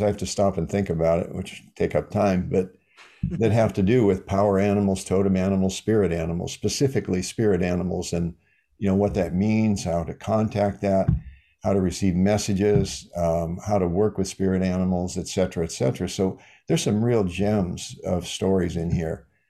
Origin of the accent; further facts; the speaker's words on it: Iowa, United States; I'm from Iowa, the Midwest